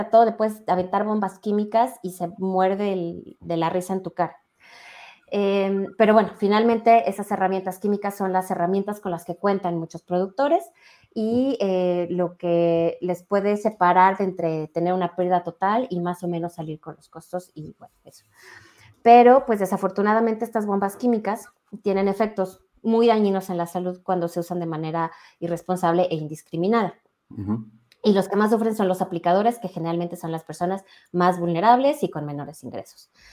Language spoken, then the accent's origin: Spanish; Mexico City, Mexico; also born or lived in San Juan Teotihuacán; yo ya nací en la Ciudad de México, pero pues prácticamente todos mis fines de semana y todas las vacaciones nos la pasábamos en San Juan Teotihuacán